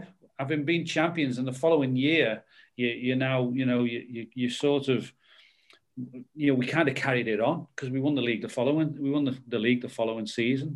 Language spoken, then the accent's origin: English; Liverpool, North West England, United Kingdom; growing up in Liverpool with this Liverpool Everton rivalry